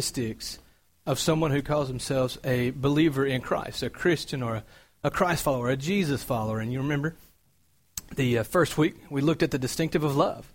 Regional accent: Cartersville, Georgia, United States; moved away as an adult; I'm from Georgia. I moved up from a small town called Cartersville

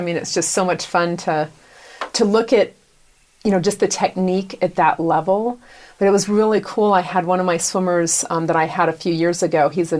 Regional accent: United States; also born or lived in Caracas, Venezuela; So here I was from the United States

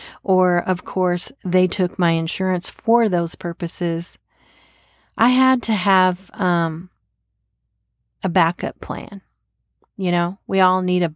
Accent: Texas, United States; I'm from Texas

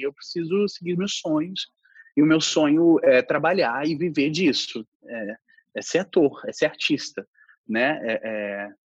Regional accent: Brasília, Federal District, Brazil; moved away as an adult; also born or lived in Rio de Janeiro; eu tinha deixado Brasília, né, minha cidade de origem, eh, minha cidade, minha cidade onde eu nasci, para ir para o Rio de Janeiro

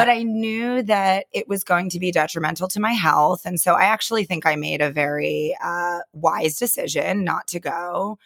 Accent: Pennsylvania, United States; moved away; a couple of my girlfriends still live, you know, around where I grew up in Pennsylvania

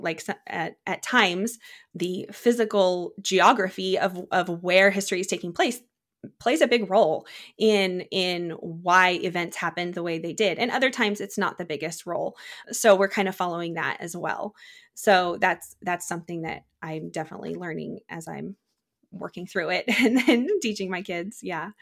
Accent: Czechia; now in United States; I grew up in the Czech Republic, eh, kind of near Prague area

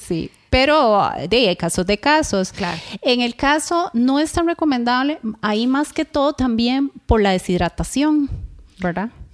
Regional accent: Costa Rica; los ticos

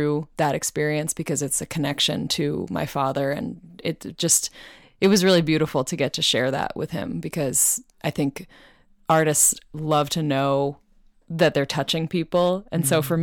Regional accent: Boston, Massachusetts, United States; moved away as an adult; now in Los Angeles, United States; I am from Boston, have lived there for the past few years with my mom

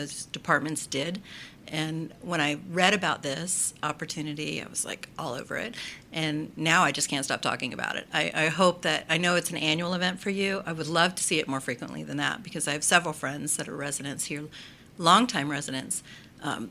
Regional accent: Orange City, Florida, United States; moved away as an adult; now in Port Orange, United States; I grew up in Orange City, DeLand High School graduate

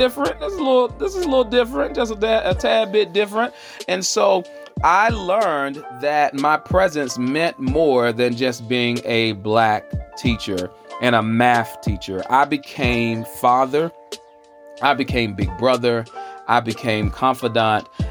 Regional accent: the South, United States; moved away as an adult; First of all, I came from the South

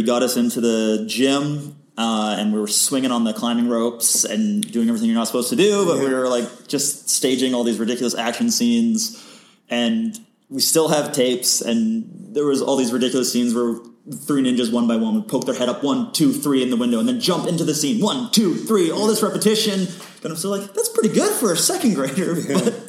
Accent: Malaysia; now in Vancouver, Canada; And growing up in Malaysia, I have no connections in Vancouver or in Hollywood for the film industry.

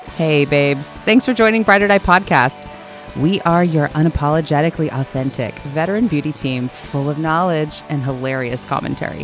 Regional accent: San Diego, California, United States; moved away as an adult; now in Oregon, United States; I'm from San Diego

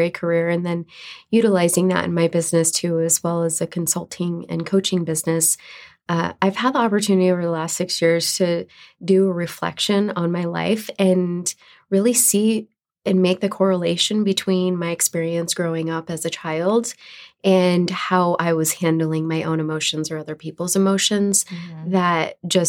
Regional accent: New York, United States; moved away as an adult; also born or lived in Louisiana; now in Idaho, United States; I was born and raised in New York

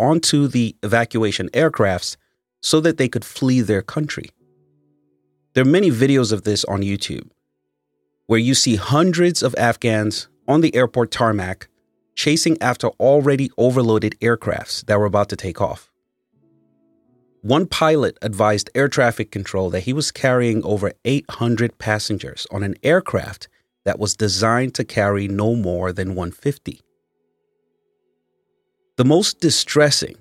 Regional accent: Nigeria; now in United States; As a Nigerian that relocated to the U.S. myself

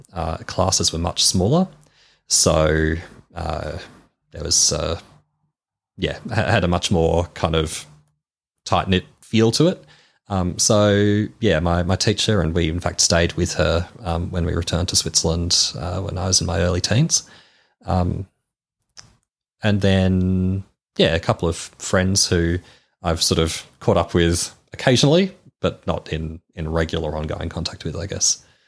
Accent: Melbourne, Victoria, Australia; I was born in Melbourne.

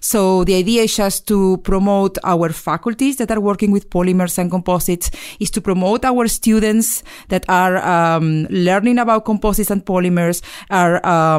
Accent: Argentina; moved away as an adult; now in United States; I'm originally from Argentina. And I came here to the United States in 2000. So I studied at Caltech for 5 years.

